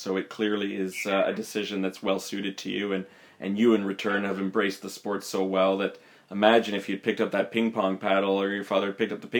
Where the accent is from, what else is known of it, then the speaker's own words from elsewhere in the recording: Montreal, Quebec, Canada; Well, I'm from Montreal myself, but I have been out east